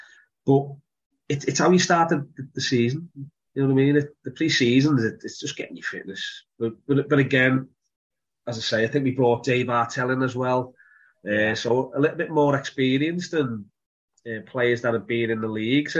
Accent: Liverpool, North West England, United Kingdom; accent: Scouse; from being a Scouser, from an Evertonian, playing for Liverpool and growing up in Liverpool, in the 80s

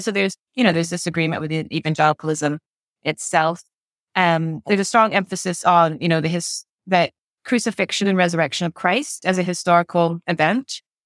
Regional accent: Maine, United States; moved away as an adult; also born or lived in Providence, Rhode Island; now in Belfast, United Kingdom; Maine, my home state

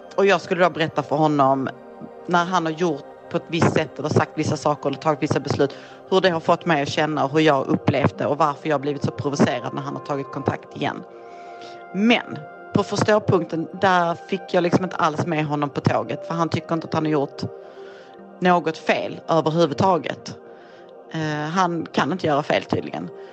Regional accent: Malmö, Skåne, Sweden; Jag kommer från Malmö, jag är 45 år gammal

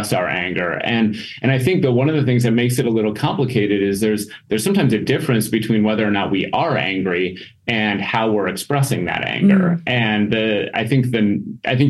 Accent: Minnesota, United States; moved away as an adult; also born or lived in Mississippi / Wisconsin; now in Green Bay, United States; I'm originally from Minnesota

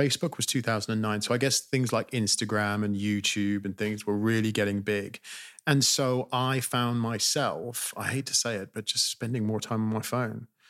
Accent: California, United States; also born or lived in Britain; now in United Kingdom; I grew up in California

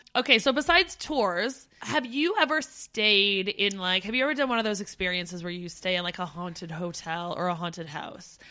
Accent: near Niagara Falls, Ontario, Canada; moved away as an adult; Steph and I grew up near Niagara Falls

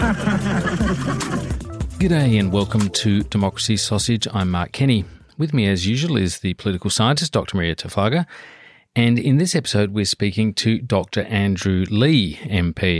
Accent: Adelaide, South Australia, Australia; I'm from Adelaide

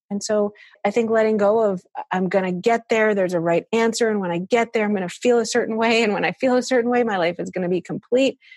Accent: Chicago, Illinois, United States; I was brought up in Chicago

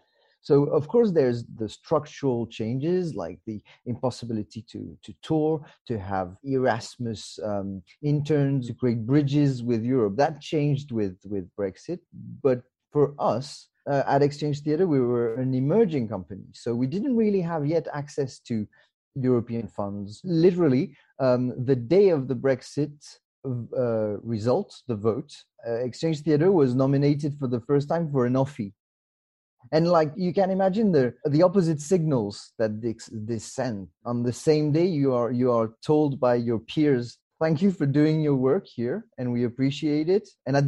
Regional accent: Mauritius; also born or lived in France; now in United Kingdom; I was actually born in France, and then I grew up in Mauritius with my parents, and then back to France, and then I moved to the UK 17 years ago now.

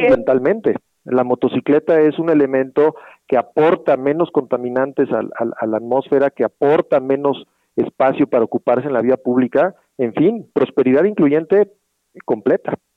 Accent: Mexico; Somos cuatro mil mexicanos trabajando

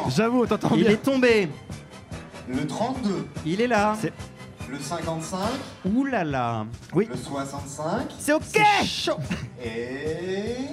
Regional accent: Lille, Hauts-de-France, France; born there; Oui, je suis né à Lille. tout à fait.

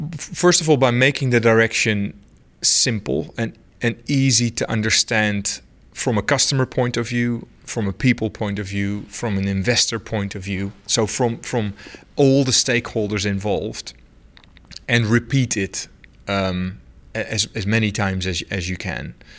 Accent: Netherlands; moved away; I'm from the Netherlands

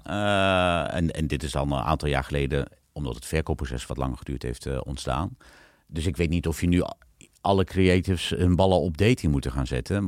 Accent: Netherlands; en ik zat daar dan als Hollander tussen

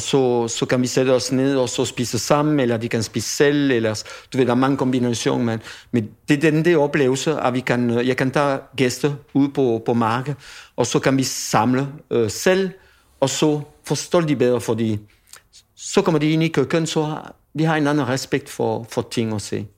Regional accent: France; Danish is a second language; moved away as an adult; also born or lived in Paris / Toulouse; now in Denmark; den land, hvor jeg kommer fra, Frankrig selvfølgelig, men den område, hvor jeg kommer fra, det er bønne. Det er bønneområdet

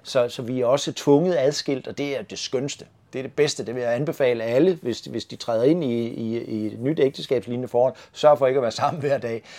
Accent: Svendborg, Southern Denmark, Denmark; moved away; also born or lived in North Zealand; den 11. januar i 1965 på Svendborg sygehus

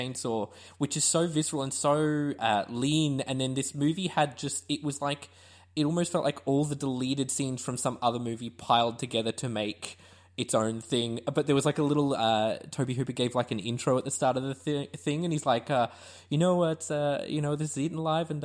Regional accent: Launceston, Tasmania, Australia; now in Queensland, Australia; I grew up in Launceston in Tassie

